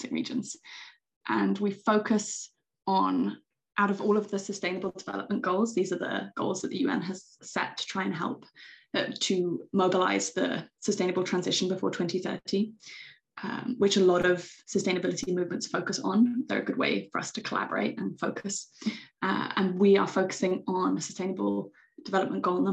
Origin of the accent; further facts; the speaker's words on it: United Kingdom; moved away as an adult; also born or lived in Greece; now in Åland, Finland; I am British